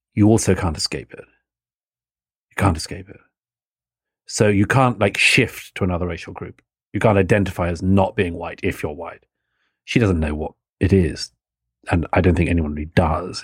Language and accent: English; United Kingdom; both brought, born and brought up in the United Kingdom